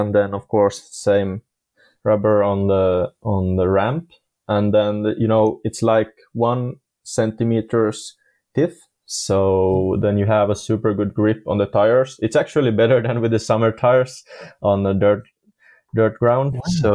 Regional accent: Finland; we're from Finland, so it's everything between rain and snow

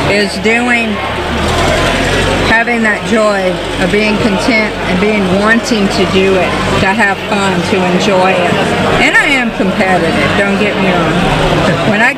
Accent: Murfreesboro, Tennessee, United States; now in Ohio, United States; Originally Tennessee, Murfreesboro, Tennessee

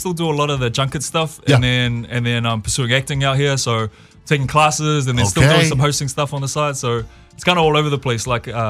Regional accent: Porirua, Wellington, New Zealand; I grew up in Porirua, New Zealand.

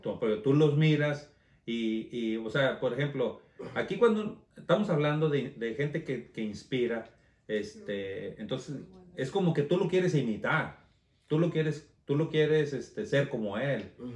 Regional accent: Torreón, Coahuila, Mexico; moved away as an adult; yo salí huyendo de Torreón, Coahuila

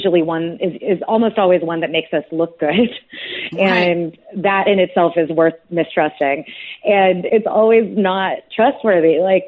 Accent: United States; as an American

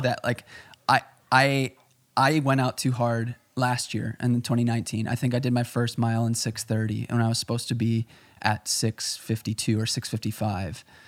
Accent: Chicago, Illinois, United States; I'm from Chicago

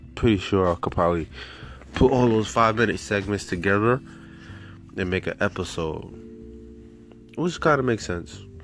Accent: New York, United States; now in Florida, United States; I'm from New York, but I'm living in Florida

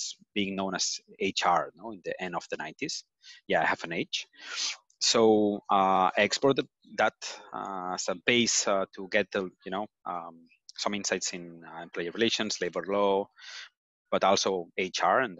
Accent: Barcelona, Catalonia, Spain; I'm from Barcelona. I've been living here my entire life

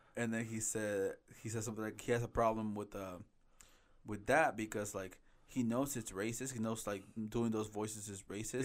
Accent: Mexico; moved away; I was born in Mexico

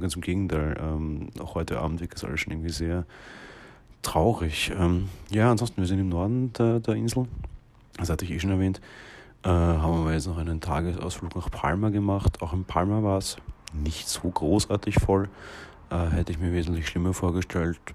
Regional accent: Vienna, Austria; Wir kommen ja aus Wien

